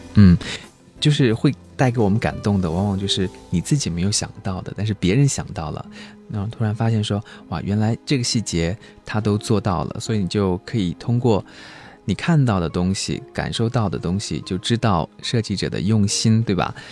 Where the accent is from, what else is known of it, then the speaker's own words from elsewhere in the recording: Chongqing, China; 我是来自于重庆的